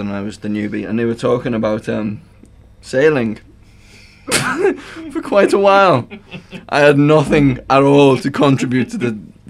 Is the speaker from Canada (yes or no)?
no; Liverpool, North West England, United Kingdom; moved away as an adult; now in New Zealand; I'm from Liverpool